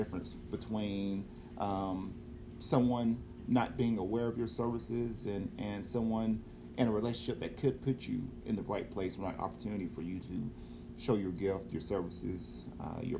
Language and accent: English; Cleveland, Tennessee, United States; moved away; back home in my hometown in Cleveland, Tennessee